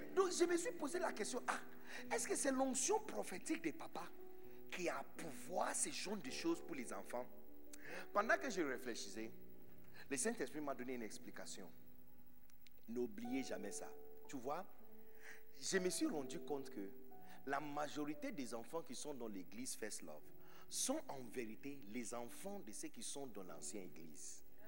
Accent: Accra, Greater Accra, Ghana; French is a second language; moved away as an adult; now in Côte d'Ivoire; né de Bidonville d'Agra

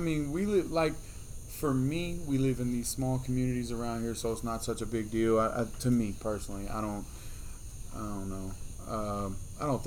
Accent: United States; as American people

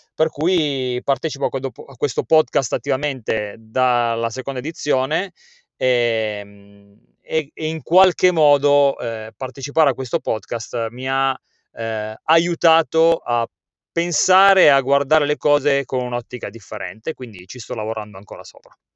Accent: Turin, Piedmont, Italy; sono nato a Torino e vivo nei sobborghi di Torino

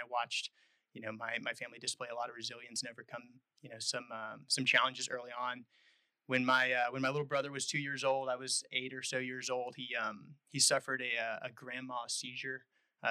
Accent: Texas, United States; moved away as an adult; I was born in Texas. Family has a long history there in the Texas Hill Country, west of Austin, a couple of hours.

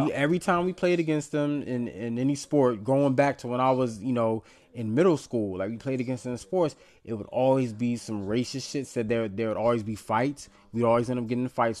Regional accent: Southern Virginia, United States; I'm from the South, man. Like I'm from Southern Virginia.

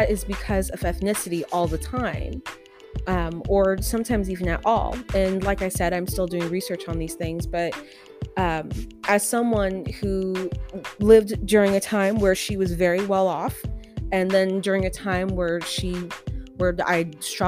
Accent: United States; I'm an American.

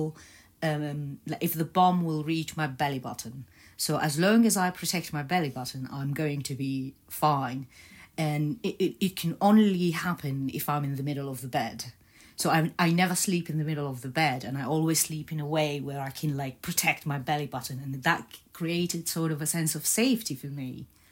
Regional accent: Baghdad, Baghdad Governorate, Iraq; moved away; also born or lived in Egypt / Netherlands; I was born in Baghdad, and as a one-year-old, we moved to Egypt, where I lived for a couple of years

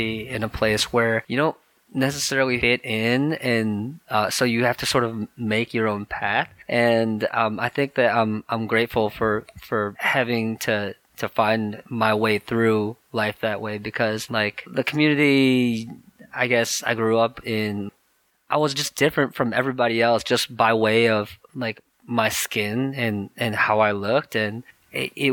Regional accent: Michigan, United States; moved away as an adult; also born or lived in South Korea / New York; now in Bay Area, United States; I was born in South Korea, actually, and then I was adopted. And I grew up in Michigan

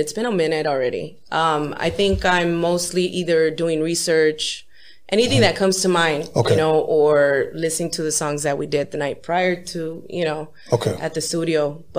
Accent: Los Angeles, California, United States; born or raised there; also born or lived in San Fernando Valley

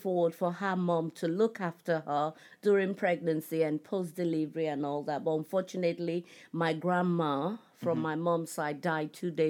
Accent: Nigeria; So growing up in Nigeria was really fun because we had all the siblings, all my uncles and aunties were around.

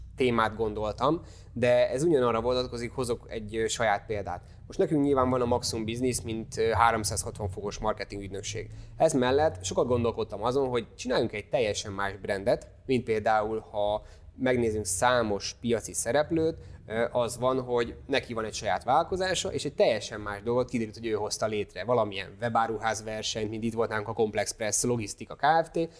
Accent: Hungary; nyilván be se tudjuk magyarként ezt fogadni

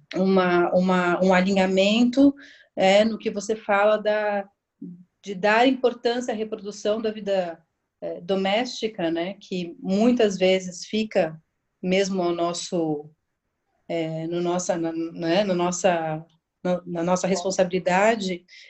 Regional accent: São Paulo, Brazil; eu sou aqui de São Paulo

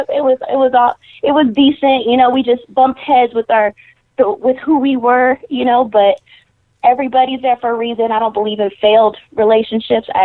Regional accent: Texas, United States; also born or lived in California; Yeah, I'm raised in Texas. Born in California, but raised in Texas.

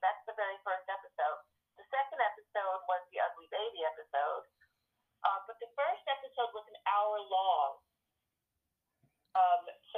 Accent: Teaneck, New Jersey, United States; I'm from Teaneck, New Jersey

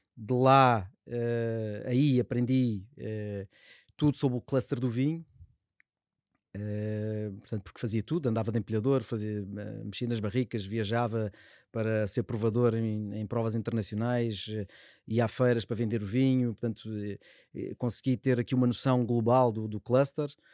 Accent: Cascais, Lisbon, Portugal; also born or lived in Estoril; sou do, do Colégio dos Salesianos do Estoril, onde também estão os meus filhos. Um, tive no Liceu Polivalente em Cascais

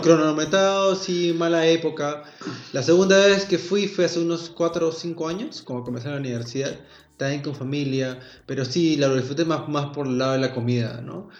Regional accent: Peru; yo como típico, peruano

